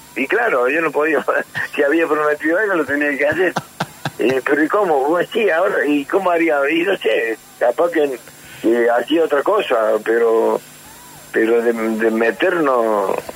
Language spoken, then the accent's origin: Spanish; Córdoba, Argentina; moved away as an adult; also born or lived in San Martín de Tucumán; yo cuando me fui de Córdoba, ya grande, ya, eh, 19 años, me voy a San Martín de Tucumán